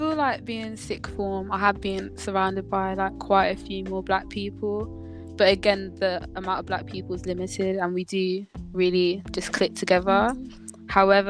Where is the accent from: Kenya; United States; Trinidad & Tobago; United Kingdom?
Kenya; Like, I've become a lot more proud of my heritage. Like, as I said, I'm Kenyan. I'll always be wearing my Kenyan wristband.